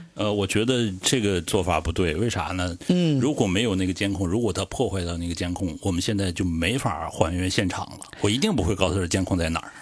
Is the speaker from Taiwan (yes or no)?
no; northern China, China; 因为我是北方人嘛